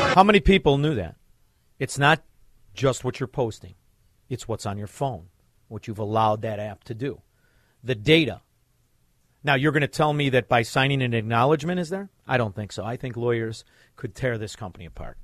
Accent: Chicago, Illinois, United States; We are from Chicago

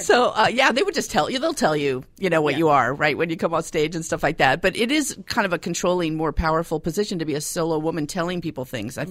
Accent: Los Angeles, California, United States; I'm from Los Angeles

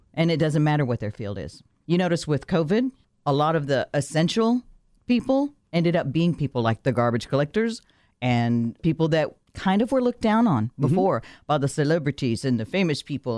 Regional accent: Texas, United States; moved away; We grew up poor in Texas

